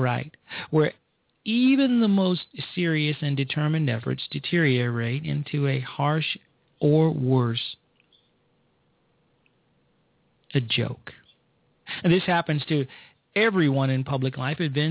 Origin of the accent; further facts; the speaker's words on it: Chicago, Illinois, United States; I'm from Chicago, and I am from the south side of Chicago